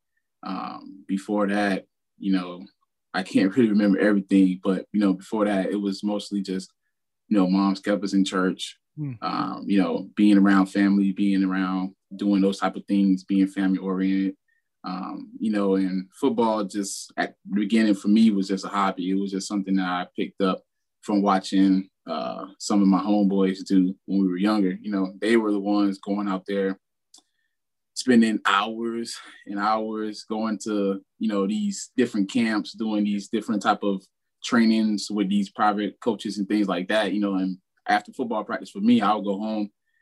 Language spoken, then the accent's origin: English; Miami, Florida, United States; I'm from Miami, Florida, and I call Liberty City hometown.